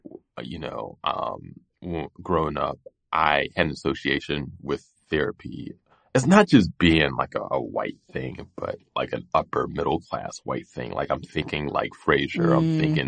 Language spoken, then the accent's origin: English; Pittsburgh, Pennsylvania, United States; so I grew up in Pittsburgh. I grew up on a street where there was all types of violence